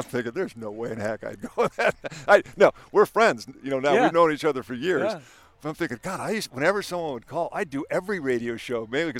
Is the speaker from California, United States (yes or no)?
yes; San Diego, California, United States; we're from San Diego. That's how we roll, man.